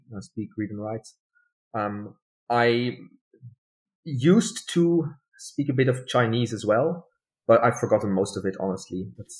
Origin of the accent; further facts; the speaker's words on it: Netherlands; first language Dutch; English is a second language; I was born and raised in the Netherlands. So the language I'm best at is Dutch. But my family have a German background. So like German migration background. I'm also fluent in German.